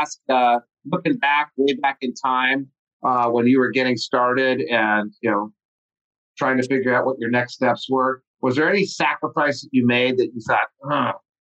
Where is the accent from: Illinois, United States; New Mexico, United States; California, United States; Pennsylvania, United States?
New Mexico, United States; Albuquerque; moved away; I'm from this town in New Mexico called Albuquerque